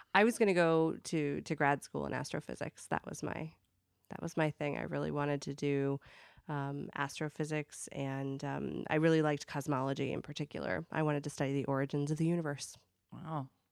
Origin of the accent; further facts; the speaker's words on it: Akron, Ohio, United States; now in Chicago, United States; I'm from from Akron, Ohio